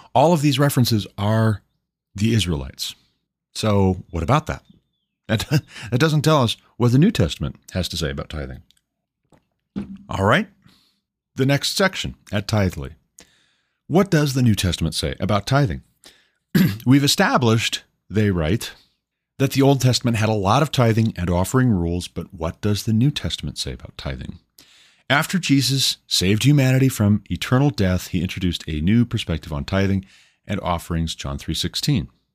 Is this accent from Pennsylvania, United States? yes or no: no; Montana, United States; also born or lived in Hillsboro, Ohio; I moved my family back to my home state of Montana